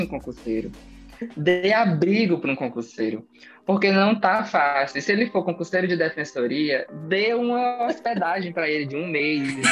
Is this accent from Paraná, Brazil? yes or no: no; interior of Tocantins, Brazil; eu sou do interior do estado do Tocantins, de uma cidade que tem 9 mil habitantes. É, hoje em dia eu moro em uma maiorzinha, mas a minha cidade natal ela tem 9 mil habitantes.